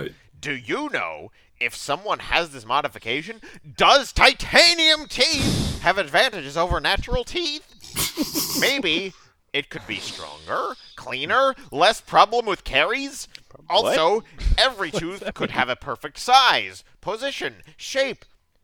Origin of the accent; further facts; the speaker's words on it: Spain; English is a second language; I'm from Spain. Maybe my English is not perfect. I am 25, and I am male